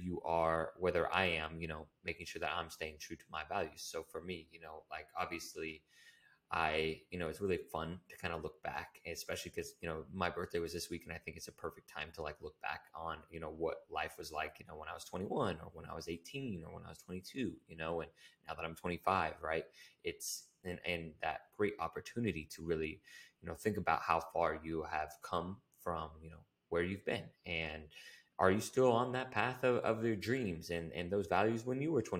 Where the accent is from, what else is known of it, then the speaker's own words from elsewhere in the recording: Humboldt County, California, United States; moved away; I'm from Humboldt County, which is a really small area in, you know, the United States